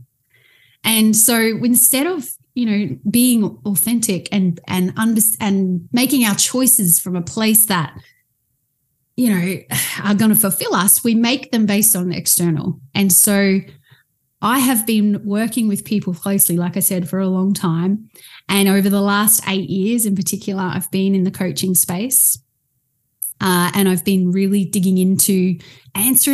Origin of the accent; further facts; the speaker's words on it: Australia; I am from Australia. I actually live on the Gold Coast